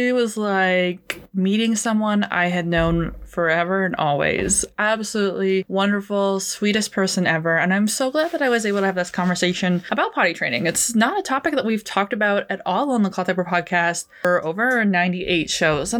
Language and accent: English; Canada; as a Canadian